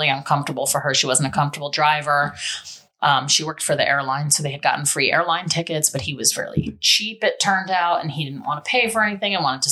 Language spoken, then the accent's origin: English; New York City, New York, United States; I'm from the Bronx